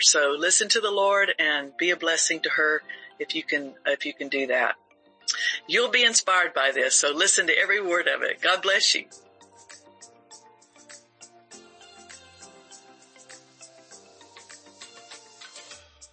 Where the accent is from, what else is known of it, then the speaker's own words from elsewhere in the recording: Panama City, Florida, United States; Bay County in Panama City, Florida, my hometown